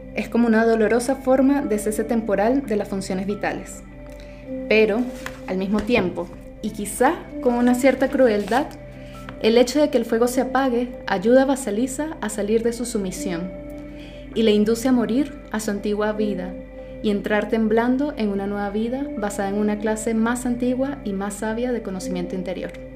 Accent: Venezuela; moved away; mi pasaporte como venezolana

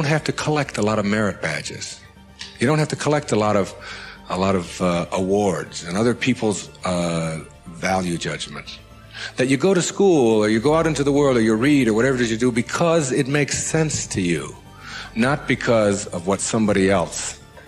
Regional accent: Detroit, Michigan, United States; my hometown was Detroit

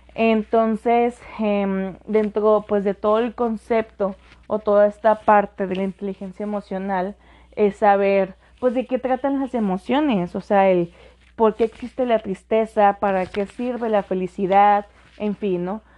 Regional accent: Mexicali, Baja California, Mexico; aquí en nuestra bella ciudad de Mexicali, donde de donde soy

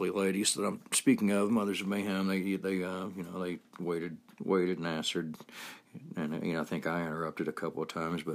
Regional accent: Georgia, United States; now in Utah, United States; I'm actually from Georgia, but I've lived in Utah quite a while now, about 15 years

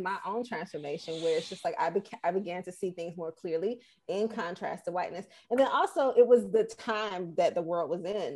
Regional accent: Atlanta, Georgia, United States; moved away; also born or lived in Boston; I'm born and raised in Atlanta.

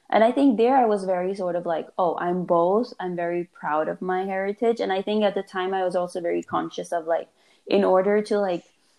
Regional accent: Norway; also born or lived in Afghanistan / Pakistan; I grew up in Norway, I was like 5.5 years old when we moved there.

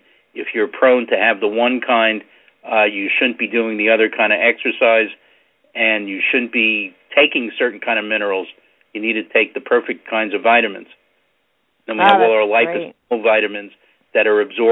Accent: New York City, New York, United States; moved away; I'm originally from Brooklyn

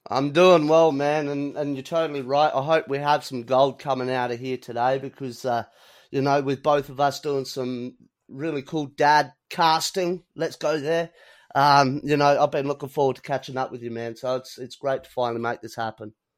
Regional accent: Australia

